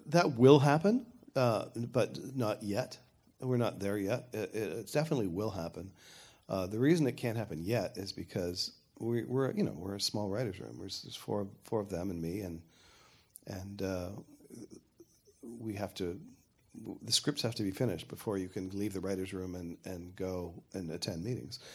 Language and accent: English; Canada; I'm Canadian